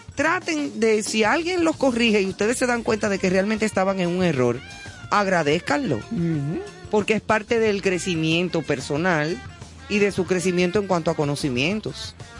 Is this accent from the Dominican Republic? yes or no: yes; Dominican Republic; como decimos en buen dominicano